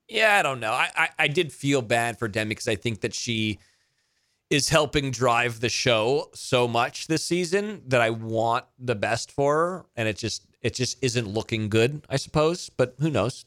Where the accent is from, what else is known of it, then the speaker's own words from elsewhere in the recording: United States; as an American